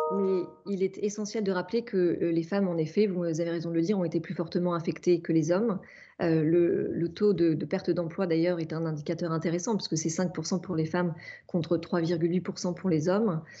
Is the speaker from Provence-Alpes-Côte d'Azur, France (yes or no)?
no; Normandy, France; je suis née en Normandie